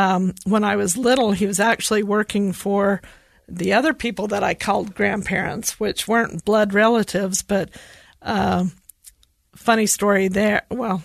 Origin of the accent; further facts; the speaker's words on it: Hinckley, Utah, United States; So I grew up in Hinckley in Millard County. So it's just west of Delta. You know, most people just say Delta, but I'm proud of Hinckley.